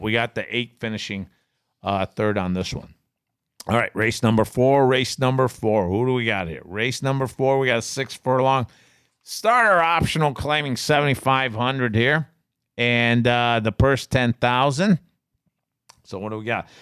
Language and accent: English; Binghamton, New York, United States; moved away; I grew up in Binghamton